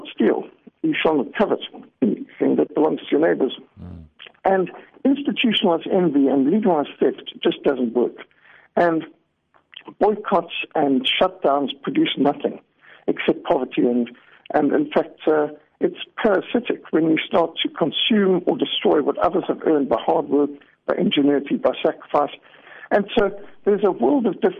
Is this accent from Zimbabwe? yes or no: yes; Zimbabwe; I grew up in Rhodesia, what today is Zimbabwe